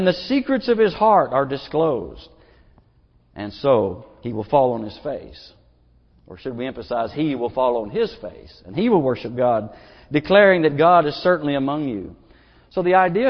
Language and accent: English; Booneville, Arkansas, United States; I'm from Logan County, Boonville, Arkansas, and Mount Magazine is just right there, a stone's throw away.